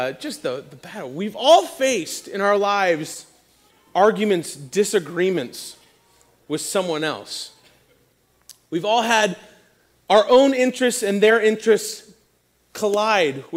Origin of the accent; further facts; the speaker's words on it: Agora, California, United States; I grew up in Agora, right across Canyon Road in Hillrise, the area right behind Vaughn's.